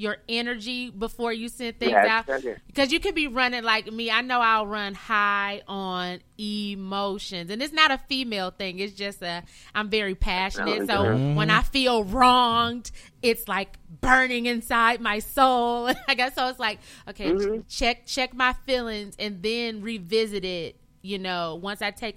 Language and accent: English; Flint, Michigan, United States; where I'm from Flint, Fly City, Michigan